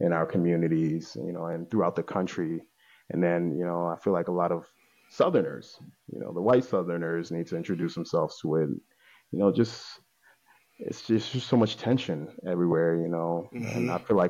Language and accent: English; Italy; also born or lived in Nigeria; now in Baltimore, United States; I'm Nigerian, but I was born in Italy.